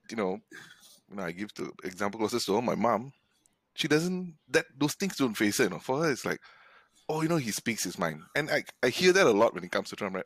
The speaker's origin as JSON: {"language": "English", "country": "Malaysia", "tie": "born or raised there", "said": "living and growing up in Malaysia"}